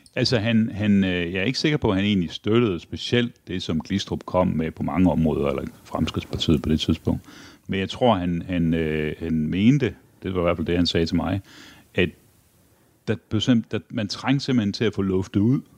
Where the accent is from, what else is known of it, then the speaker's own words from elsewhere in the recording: Aarhus, Central Denmark Region, Denmark; Jeg er vokset op i Aarhus. Ja. Eller Brabrand